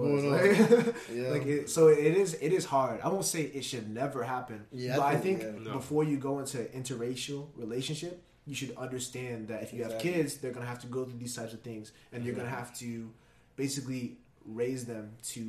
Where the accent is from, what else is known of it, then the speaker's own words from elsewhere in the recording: United States; I'm from America